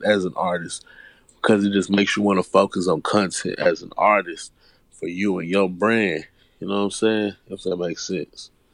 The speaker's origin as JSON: {"language": "English", "town": "Houston", "region": "Texas", "country": "United States", "tie": "born or raised there", "said": "I was born and raised in Houston. I was born and raised on the South Side"}